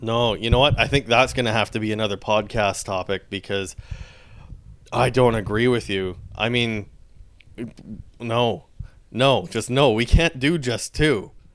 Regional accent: Saskatchewan, Canada; I grew up in Saskatchewan

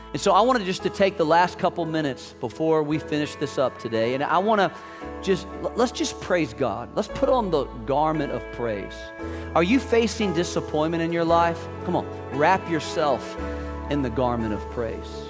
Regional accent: Virginia, United States; I'm from Virginia.

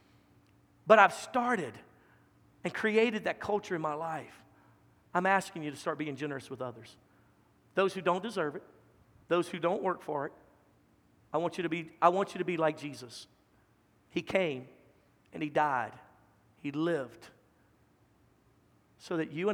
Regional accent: Louisiana, United States; now in Dallas-Fort Worth Metroplex, United States; I'm from Louisiana. Our capital city, Baton Rouge, was only 300,000

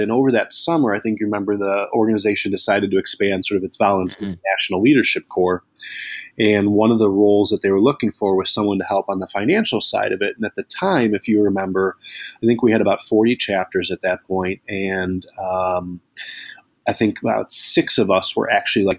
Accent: Northbrook, Illinois, United States; moved away as an adult; now in Chicago, United States; I grew up in the North Shore of Chicago, a suburb called Northbrook.

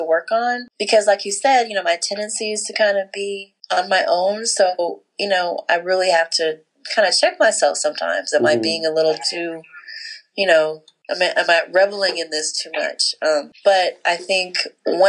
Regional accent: California, United States; moved away; We are from California

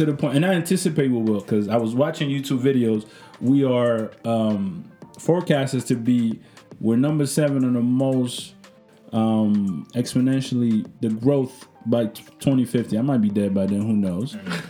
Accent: Canada; It doesn't matter. I'm Canadian.

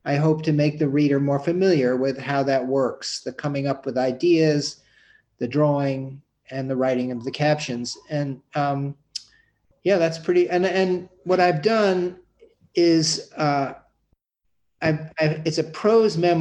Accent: New York City, New York, United States; growing up on the Upper West Side of Manhattan

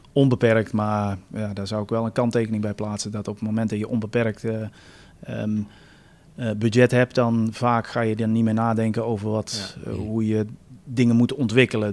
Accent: United States; now in Netherlands; Ik ben Amerikaans

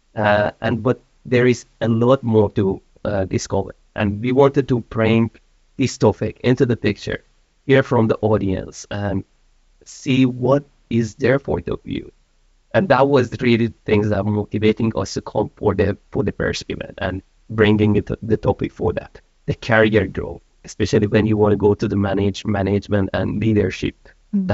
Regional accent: Iran; moved away as an adult; also born or lived in Malaysia; now in Sweden; I'm from Iran. I've been in Sweden for one and a half year. Prior to that, I was living in Malaysia for uh, about 15 years

